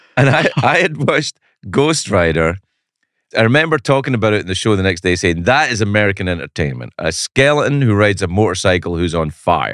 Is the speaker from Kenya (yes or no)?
no; Scotland, United Kingdom; moved away as an adult; I was from Scotland.